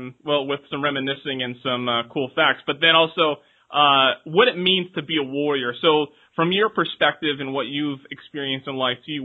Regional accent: Oak Harbor, Washington, United States; I am originally from Oak Harbor, Washington.

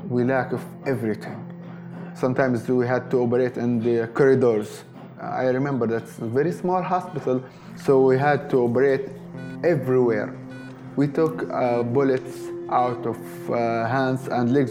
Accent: Misrata, Misrata District, Libya; English is a second language; moved away as an adult; I'm from Libya. My city name, Misrata, is the third biggest city

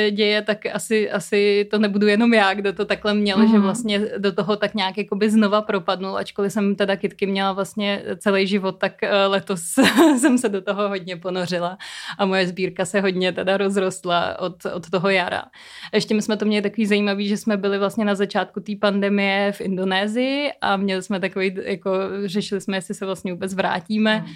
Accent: Prague, Czechia; já jsem sice rodilý Pražák, ale trávila jsem velkou část dětství na chalupě

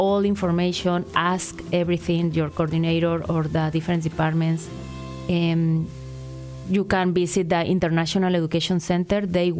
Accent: Mexico City, Mexico; English is a second language; moved away as an adult; now in Ottawa, Canada; I'm from Mexico City, so it's opposite to Ottawa.

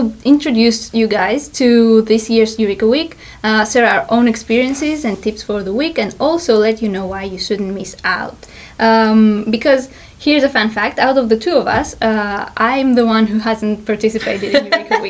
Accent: Greece; moved away; I'm a master student, I'm studying media and creative industries, I come from Greece and I'm 24 years old.

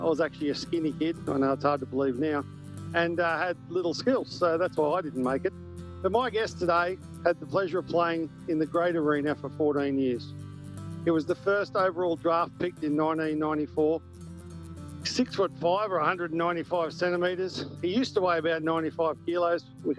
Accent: New South Wales Central Coast, Australia; now in Gold Coast, Australia; growing up on the New South Wales Central Coast, everyone played rugby league

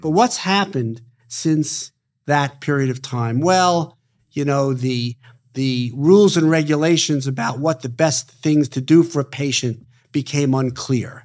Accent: New York City, New York, United States; born and raised in Brooklyn, New York

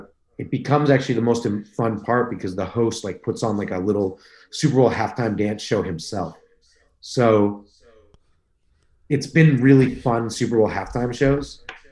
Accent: Canada; we're both homeless, like, and we're both Canadian, and we're both black.

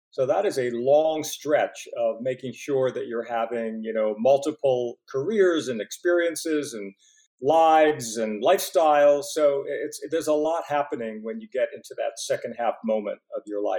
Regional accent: Pittsburgh, Pennsylvania, United States; Well, you know, first of all, we were sort of a poor working class family. We were six kids.

